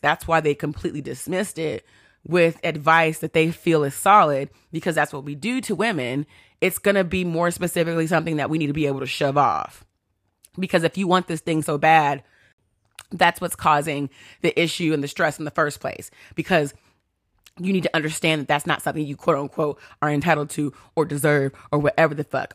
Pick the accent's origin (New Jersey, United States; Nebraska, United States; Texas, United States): Texas, United States; I grew up in Texas